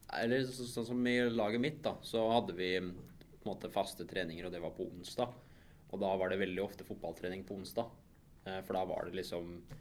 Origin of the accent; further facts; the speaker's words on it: Mysen, Østfold, Norway; hjemme på Mysen